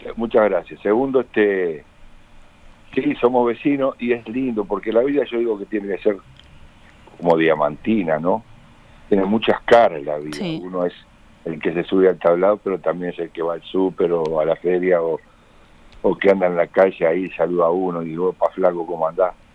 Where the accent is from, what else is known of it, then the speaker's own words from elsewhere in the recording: Uruguay; cómo somos los uruguayos